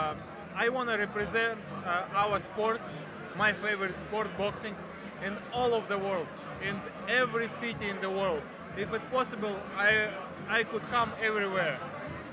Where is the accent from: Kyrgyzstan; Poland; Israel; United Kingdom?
Kyrgyzstan; I was born in Kyrgyzstan